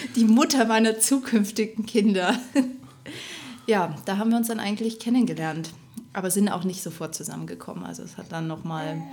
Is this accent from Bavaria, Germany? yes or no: yes; Rosenheim, Bavaria, Germany; also born or lived in Erfurt, Thuringia; now in Upper Palatinate, Germany; ich komme gebürtig aus Thüringen, aus Erfurt, bin aber in meiner Kindheit nach Rosenheim gezogen, also Richtung Oberbayern